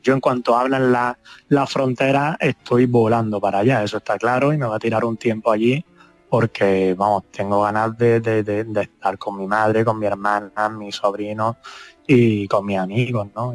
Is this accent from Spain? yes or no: yes; Andalusia, Spain; moved away; mi país, ¿no? que, al fin y al cabo es mi tierra